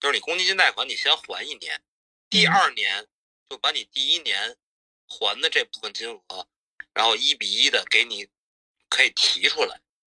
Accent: Hebei, China; 我河北的

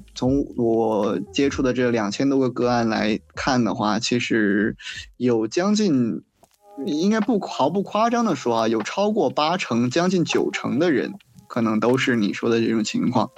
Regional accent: Heilongjiang, China; moved away as an adult; now in Macau; 我家乡是黑龙江，然后来到澳门嗯。是横跨，从北至南三千四百公里

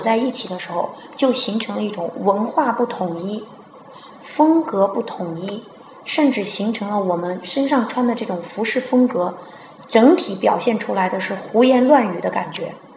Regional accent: China; 我们中国人

